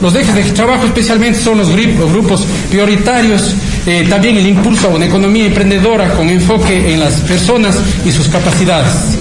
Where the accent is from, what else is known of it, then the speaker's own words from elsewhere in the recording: Cañar, Ecuador; also born or lived in United States; Yo soy oriundo del Cantón Cañar, vivo en la ciudad de Cañar